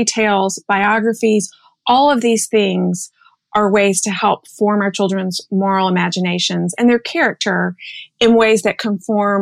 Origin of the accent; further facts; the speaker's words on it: Birmingham, Alabama, United States; now in New York City, United States; I grew up in Birmingham, Alabama.